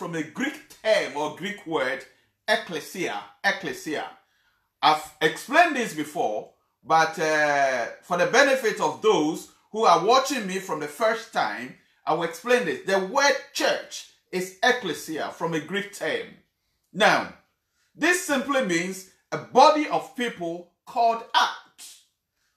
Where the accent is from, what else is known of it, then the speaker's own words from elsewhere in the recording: Ghana; I come from Ghana